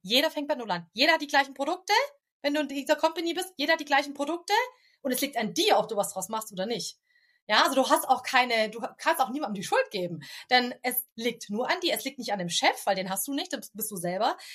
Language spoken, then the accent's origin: German; Stuttgart, Baden-Württemberg, Germany; Ich komme aus dem Großraum Stuttgart.